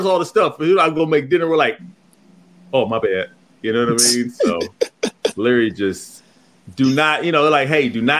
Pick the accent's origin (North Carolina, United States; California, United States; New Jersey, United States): California, United States; Pomona; I grew up in Pomona, California